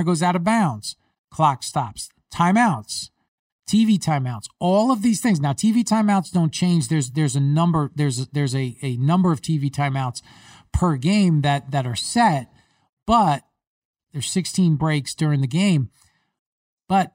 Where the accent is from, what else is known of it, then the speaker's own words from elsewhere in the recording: New York, United States; I grew up in New York.